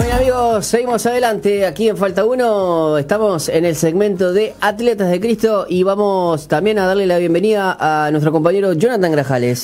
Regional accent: Uruguay; nosotros siendo uruguayos

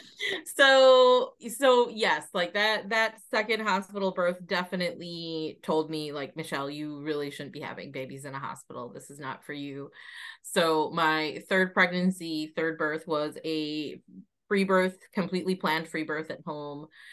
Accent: United States; moved away as an adult; now in Ireland; I'm originally from the United States, spent most of my life living there.

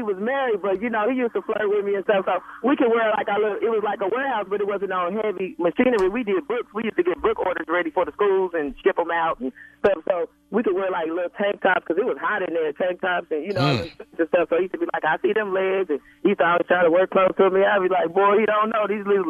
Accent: Kansas City, Missouri, United States; moved away as an adult; also born or lived in Jefferson City, Missouri; now in Seattle, United States; I'm from Kansas City, Missouri

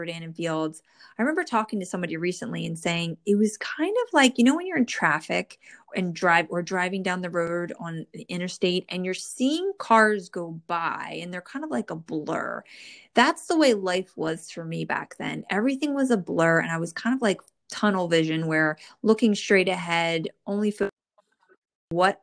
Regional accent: New Jersey, United States; born or raised there

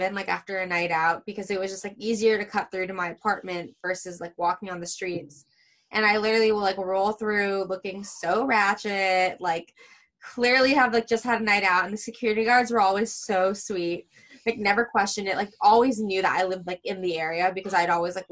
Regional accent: Orange County, California, United States; moved away as an adult; also born or lived in Virginia; now in New York City, United States; growing up in Orange County

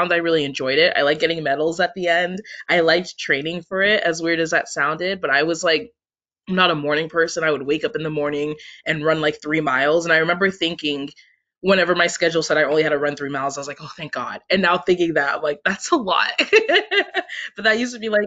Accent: Washington, United States; moved away as an adult; also born or lived in Syracuse, New York; I'm from Washington State originally.

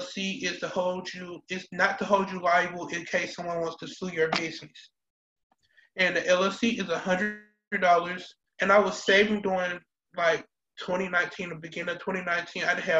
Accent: Atlanta, Georgia, United States; moved away as an adult; also born or lived in Fort Valley, Georgia; I am from Atlanta, Georgia. I went to Benjamin Elijah Mays High School

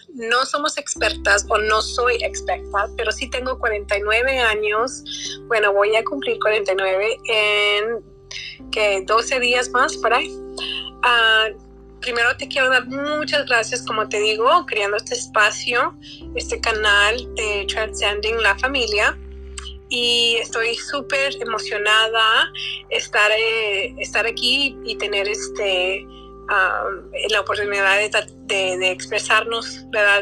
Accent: United States; cómo mis padres llegaron aquí y cómo crecí en dos mundos. Viviendo dos mundos no es fácil. ¿Cómo se puede vivir dos mundos sin perderte? ¿verdad? O soy americana y soy mexicana

